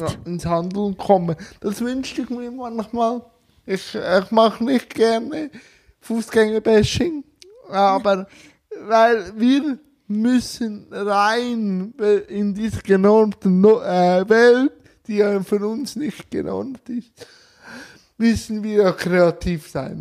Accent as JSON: {"language": "German", "country": "Switzerland", "said": "ich komme aus der Schweiz"}